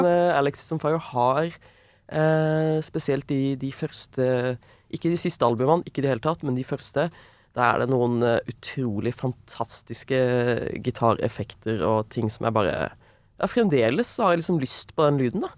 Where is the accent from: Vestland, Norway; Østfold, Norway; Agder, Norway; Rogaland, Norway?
Agder, Norway; Søgne; also born or lived in Vågsbygd, Kristiansand; now in Oslo, Norway; Men så har jeg vokst opp i Søgne, utenfor Kristiansand.